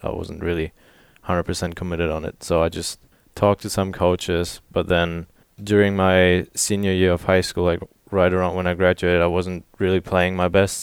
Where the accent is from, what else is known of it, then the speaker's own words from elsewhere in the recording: Germany; moved away as an adult; now in Little Rock, United States; showed him around my, my hometown